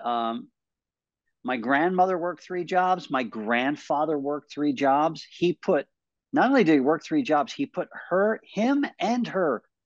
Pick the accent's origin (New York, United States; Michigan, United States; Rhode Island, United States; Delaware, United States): New York, United States; Westchester; I grew up in Westchester